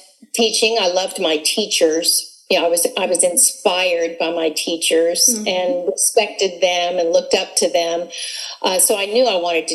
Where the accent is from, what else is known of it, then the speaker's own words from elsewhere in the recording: Missouri, United States; moved away as an adult; now in Texas, United States; when I grew up in Missouri